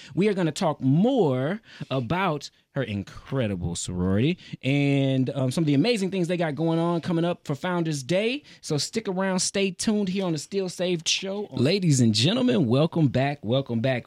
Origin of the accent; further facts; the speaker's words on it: Houston, Texas, United States; growing up in Houston, we don't see snow that often